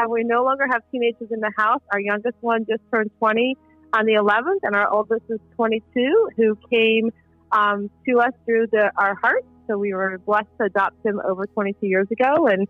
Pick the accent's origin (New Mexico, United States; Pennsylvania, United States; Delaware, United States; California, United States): California, United States; also born or lived in Virginia; now in Brandon, United States; I'm in the Brandon area of Florida. I'm a transplant from Virginia about 13 years ago. And originally a transplant from Southern California over 20 years ago.